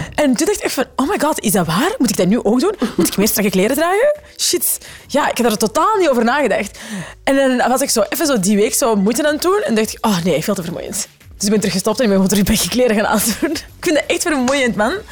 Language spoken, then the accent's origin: Dutch; the Kempen, Flanders, Belgium; We komen van de Kempen, we zaten op een gemeenschapsonderwijs